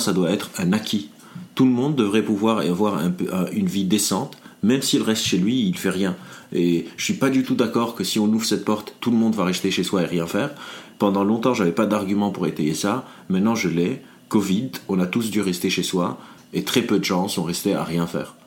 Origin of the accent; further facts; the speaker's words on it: Lebanon; now in France; je viens du Liban, donc toute ma vie, euh, on appelle le Liban un pays sous-développé. Je suis arrivé mhm. dans le monde développé, genre la France